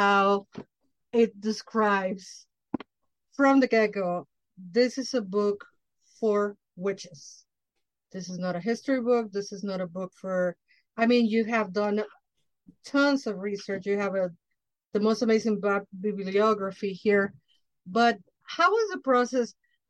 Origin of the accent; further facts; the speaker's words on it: Mexico; now in Chicago, United States; coming from the tropics, I'm Mexican from Mexico